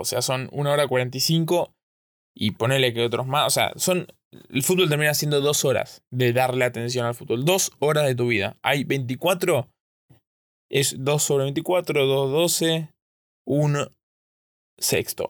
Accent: Argentina; yo soy de Argentina

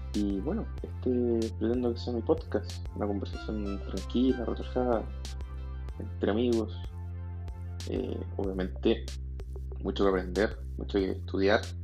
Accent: Chile; soy de Chile

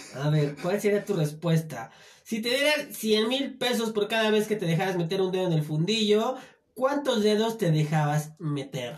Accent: Chiapas, Mexico; En mi tierra, Chiapas

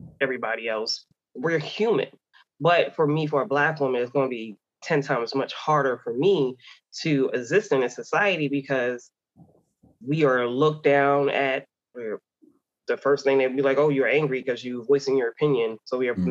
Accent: New York City, New York, United States; now in Myrtle Beach, United States; I grew up in Queens, New York with my mom, being a single mom, and my older sister.

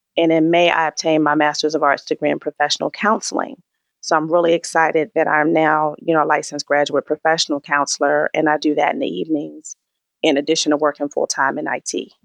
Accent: Raleigh, North Carolina, United States; moved away; also born or lived in Maryland; I was born in Raleigh, North Carolina.

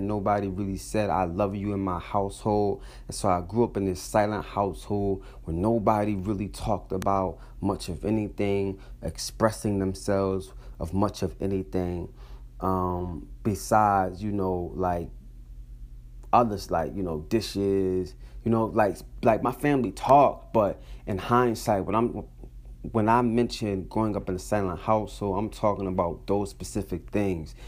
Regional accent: Atlantic City, New Jersey, United States; also born or lived in Brooklyn, New York / Philadelphia, Pennsylvania; now in Providence, United States; Growing up in Atlantic City, being raised by my grandparents

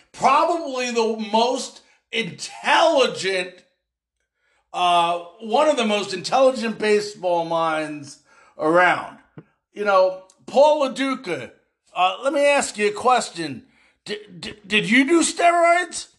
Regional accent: Long Island, New York, United States; moved away; I grew up in Long Island.

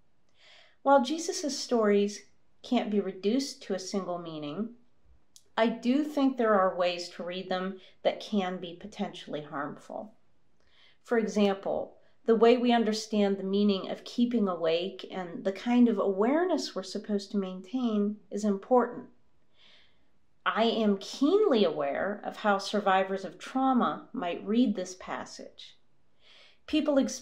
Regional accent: United States; moved away; my home country of the United States

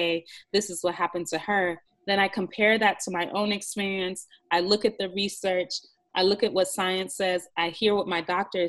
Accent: Jamaica; I'm from Jamaica

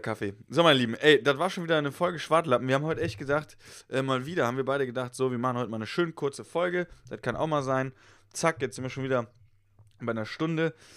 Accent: Westerwald, Rhineland-Palatinate, Germany; moved away; ich komme aus dem Westerwald

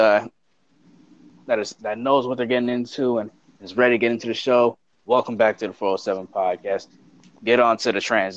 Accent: South Carolina, United States; now in Florida, United States; I'm just a biracial dude from South Carolina who unfortunately lives in the great state of Florida

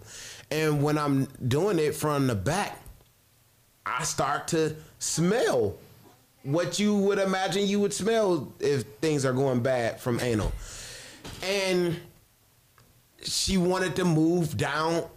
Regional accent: Detroit, Michigan, United States; moved away; I'm from Detroit, and I usually go home 2 to 3 times a year

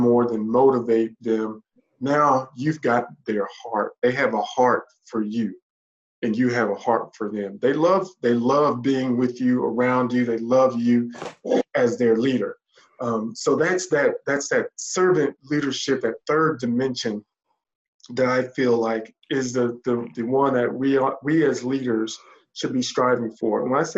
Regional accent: the South, United States; also born or lived in Indiana; My family has made a home here. My wife is from the South. I'm from the South.

